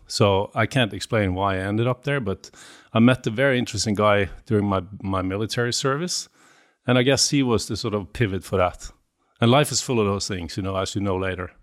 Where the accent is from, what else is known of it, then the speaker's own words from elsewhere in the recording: Bergen, Vestland, Norway; I'm from the West Coast in Norway, just, uh, grew up in Bergen, uh, but then k, fairly quickly moved outside